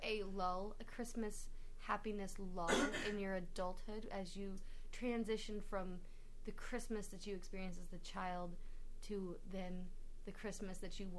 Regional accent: Vista, California, United States; I grew up in North San Diego County, Vista.

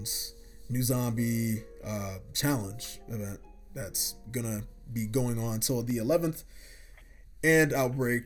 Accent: Ghana; as a Ghanaian myself

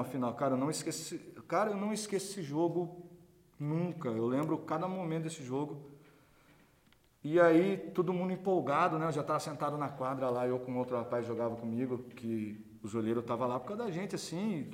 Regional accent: Iracemápolis, São Paulo, Brazil; sou de Iracemápolis, cidade pequititica

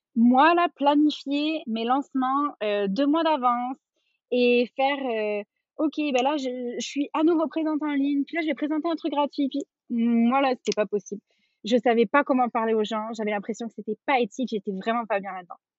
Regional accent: France; moved away as an adult; also born or lived in Quebec; on est parti, on est parti de France avec mon conjoint, on s'était rencontrés en France et tout ça. On est parti vivre au Québec

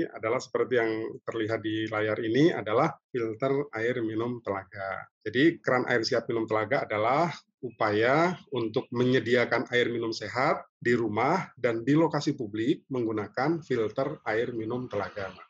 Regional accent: Bandung, West Java, Indonesia; Saya dari Bandung, Jawa Barat.

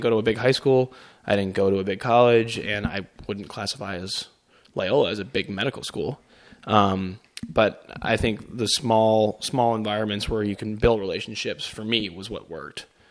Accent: Chicago, Illinois, United States; moved away as an adult; also born or lived in Grand Rapids, Michigan; I am born, raised in Chicago

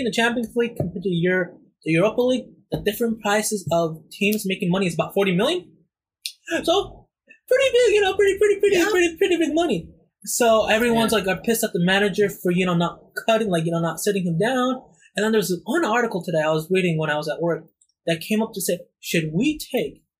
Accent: United States; I'm American

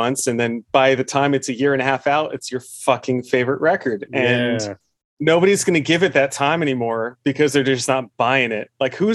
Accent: New Jersey, United States; I grew up in New Jersey, but not in like I was in quite rural New Jersey

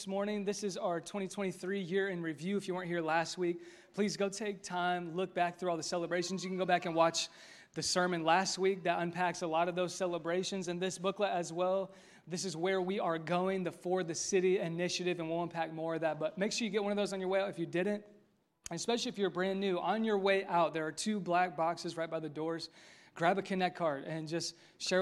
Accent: Westfield, Indiana, United States; This is my hometown. I'm from Westfield, born and raised

